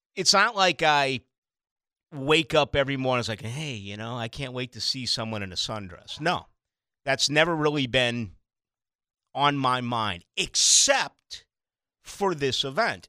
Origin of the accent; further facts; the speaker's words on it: Boston, Massachusetts, United States; born and raised as a, as a Catholic and having Catholicism jammed down my throat as an Irish Catholic in Boston